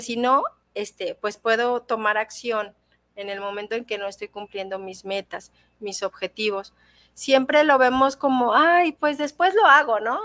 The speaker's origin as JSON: {"language": "Spanish", "country": "Mexico", "said": "como mexicanos"}